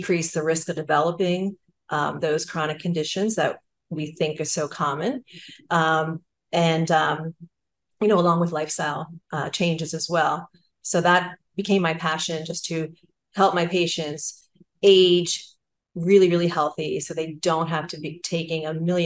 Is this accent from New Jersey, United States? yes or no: yes; New Jersey, United States; I'm from New Jersey and it's mm-hmm. the Garden State